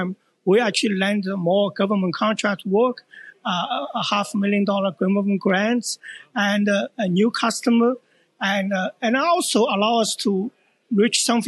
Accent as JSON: {"language": "English", "town": "Edmonton", "region": "Alberta", "country": "Canada", "said": "I'm actually from Edmonton"}